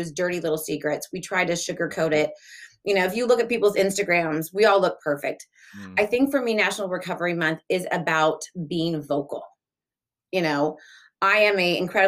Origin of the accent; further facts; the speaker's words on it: Laguna Beach, California, United States; also born or lived in Delaware / Los Angeles; I grew up in Orange County, mainly. I was born in Delaware, moved when I was a baby.